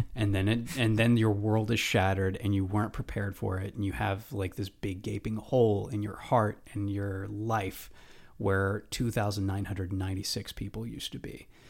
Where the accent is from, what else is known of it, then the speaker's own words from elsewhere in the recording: United States; I'm an American.